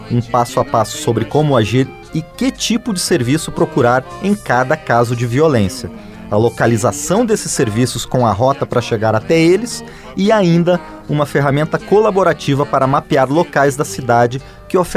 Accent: Argentina; Portuguese is a second language; now in Brazil; sou argentina e estou recorrendo à América com arte

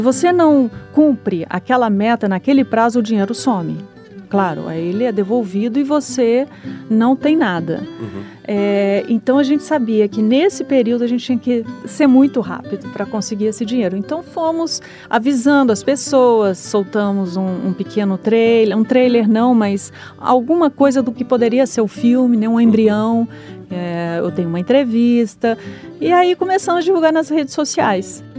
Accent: Minas Gerais, Brazil; Eu sou mineira

